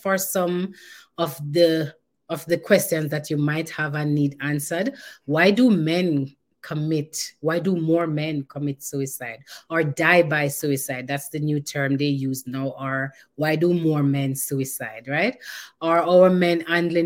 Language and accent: English; Jamaica; I'm Jamaican